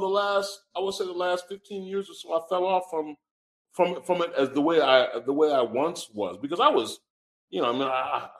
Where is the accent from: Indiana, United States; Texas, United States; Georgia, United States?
Indiana, United States; This is out of pocket, but I'm from Indiana, okay?